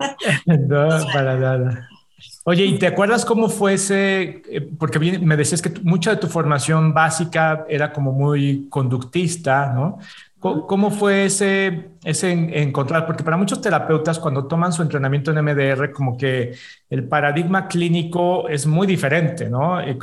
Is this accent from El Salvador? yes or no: no; Mexico; decimos los mexicanos, de aquí soy